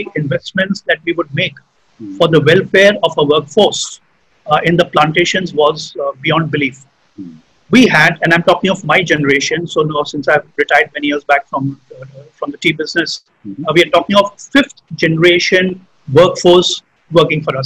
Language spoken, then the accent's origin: English; Jamshedpur, Jharkhand, India; moved away; I grew up in Jamshedpur, right? I did my schooling there